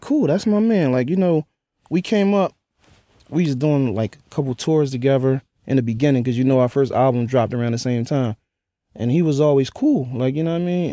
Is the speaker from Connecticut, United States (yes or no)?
no; Philadelphia, Pennsylvania, United States; I was from North Philly